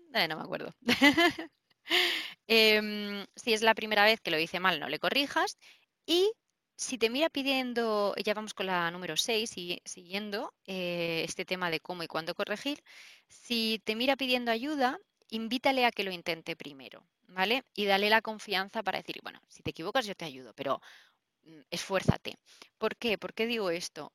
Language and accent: Spanish; Murcia, Region of Murcia, Spain; yo soy de Murcia